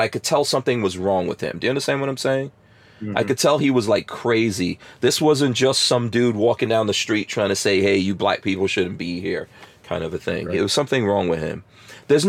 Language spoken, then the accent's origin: English; New York, United States; moved away as an adult; also born or lived in Florida; just like I was from New York